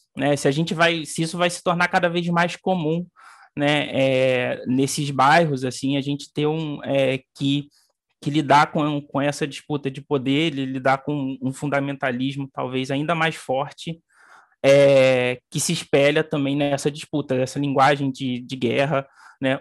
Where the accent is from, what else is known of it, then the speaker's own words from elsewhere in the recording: Barra do Piraí, Rio de Janeiro, Brazil; moved away as an adult; now in Rio de Janeiro, Brazil; eu não cresci no Rio de Janeiro, eu cresci no, no interior do estado, em Barra do Piraí. É, cheguei aqui só em, em dois mil e dez